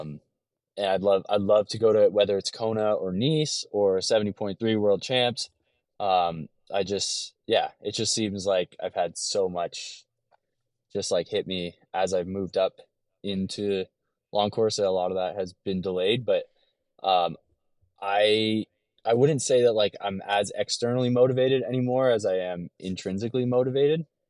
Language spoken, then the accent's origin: English; LaSalle, Ontario, Canada; moved away as an adult; now in Detroit area, United States; I was, um, raised in a small town just outside of Windsor, Ontario called LaSalle, Ontario